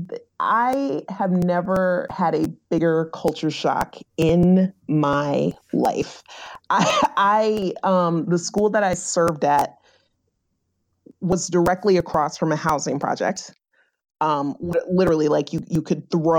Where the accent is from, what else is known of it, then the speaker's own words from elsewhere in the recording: Virginia, United States; moved away as an adult; now in Rhode Island, United States; I'm originally from Virginia.